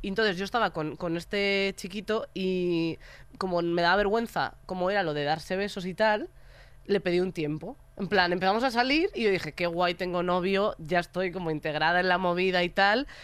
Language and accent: Spanish; Galicia, Spain; soy gallega